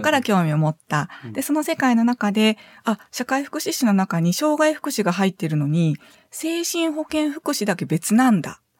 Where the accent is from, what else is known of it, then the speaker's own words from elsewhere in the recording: Sanda, Hyogo, Japan; now in Tottori, Japan; 兵庫県の三田市になります